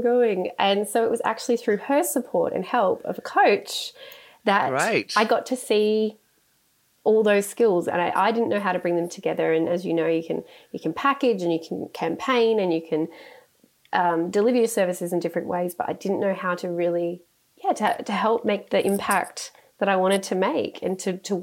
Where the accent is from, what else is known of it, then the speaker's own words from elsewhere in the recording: Sydney, New South Wales, Australia; I grew up in the Sutherland Shire of Sydney, so I'm a Shire girl from way back